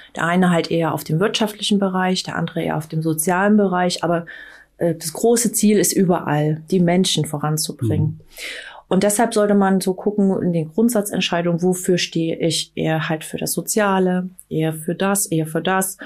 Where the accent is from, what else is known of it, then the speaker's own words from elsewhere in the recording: Leipzig, Saxony, Germany; moved away as an adult; also born or lived in Vienna / Taiwan; now in Mecklenburg-Vorpommern, Germany; wie man mir anhört, komme ich nicht aus Mecklenburg-Vorpommern, sondern ich bin in Leipzig in Sachsen geboren, mhm. bin dort aufgewachsen